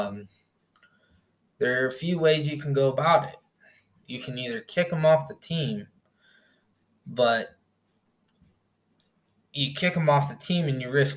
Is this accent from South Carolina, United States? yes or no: no; Indiana, United States; moved away; I'm from back in the States, I'm from Indiana